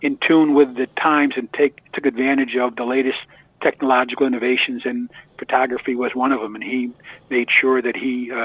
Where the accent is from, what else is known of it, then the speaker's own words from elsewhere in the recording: Colonie, New York, United States; moved away as an adult; also born or lived in Syracuse, New York / Schoharie County, New York; when I was 8 years old, we moved to Colony, and I grew up really in Colony in the suburbs